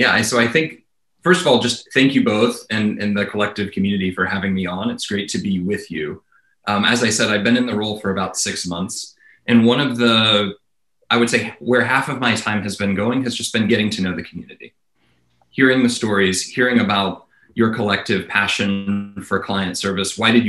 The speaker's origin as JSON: {"language": "English", "region": "the South", "country": "United States", "tie": "born or raised there", "moved": "yes", "said": "So I grew up in the South and I left the South candidly because I found people didn't shoot as straight as I wanted to shoot."}